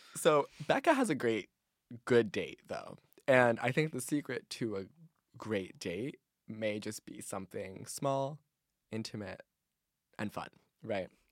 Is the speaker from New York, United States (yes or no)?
yes; New York, United States; We realize we're from like a similar like area in New York